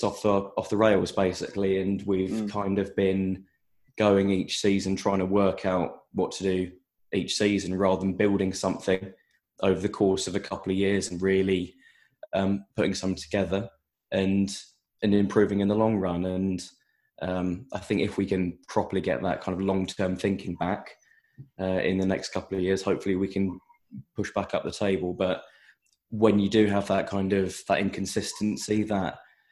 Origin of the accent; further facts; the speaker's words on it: Buckinghamshire, South East England, United Kingdom; now in London, United Kingdom; I'm not actually originally from Reading. I'm from Buckinghamshire, but my family's from Reading